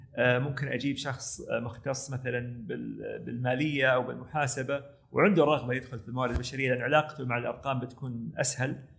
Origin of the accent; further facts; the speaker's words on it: Saudi Arabia; also born or lived in United States; احنا عندنا في السعوديه